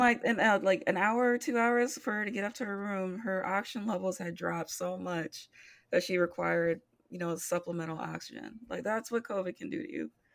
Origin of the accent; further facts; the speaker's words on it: Midwest, United States; I am born and bred in the Midwest.